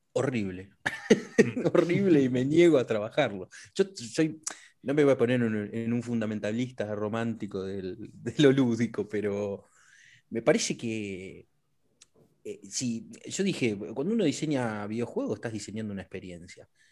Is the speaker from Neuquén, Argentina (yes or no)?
yes; Neuquén, Argentina; yo nací en Neuquén y, me, crié con, cercano muchas, a muchas comunidades mapuches